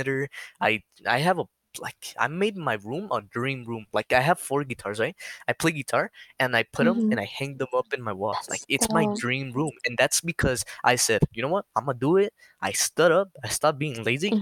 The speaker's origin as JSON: {"language": "English", "region": "New Mexico", "country": "United States", "said": "I'm from New Mexico, and it's just a desert"}